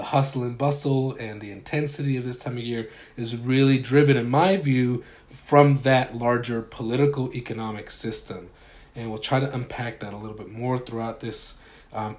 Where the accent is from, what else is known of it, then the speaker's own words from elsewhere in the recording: Utah, United States; I grew up in Utah